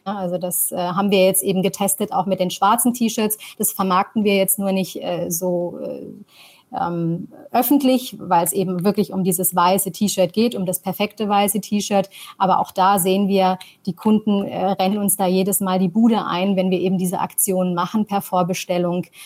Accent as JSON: {"language": "German", "country": "Tunisia", "tie": "born or raised there", "also_born_or_lived": "New York", "moved": "yes", "lives_now": "Germany", "said": "bin gebürtige Tunesierin"}